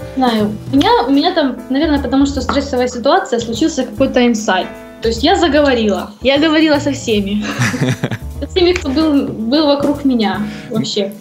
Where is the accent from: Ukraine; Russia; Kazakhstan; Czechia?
Ukraine; Donetsk, Donetsk Oblast; moved away as an adult; also born or lived in Kyiv, Ukraine; now in Columbia, United States; мы оба из Донецка. Свою, так сказать, деятельность я начинала в Донецке